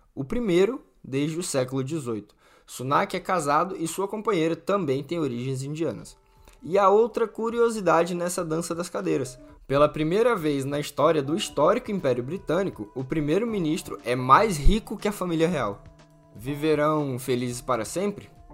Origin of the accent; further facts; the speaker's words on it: Natal, Rio Grande do Norte, Brazil; quem é de Natal, da minha terra